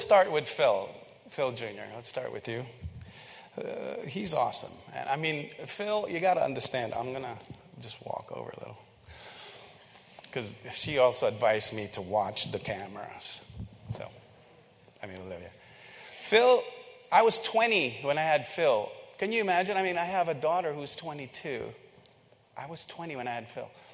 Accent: Philippines; moved away; I grew up in the Philippines

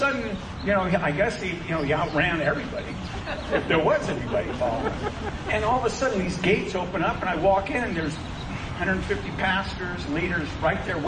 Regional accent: United States; I am American

